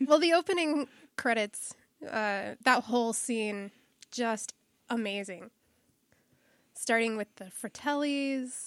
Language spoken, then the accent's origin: English; Nebraska, United States; there was no place in my hometown where I could find a treasure map